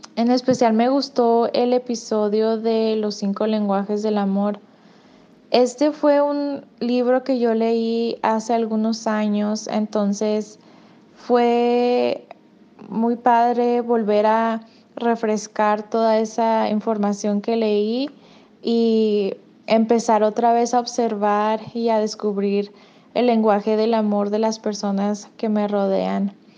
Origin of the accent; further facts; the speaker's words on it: Mexico; now in Albuquerque, United States; soy de México y escucho el podcast desde Albuquerque, Nuevo México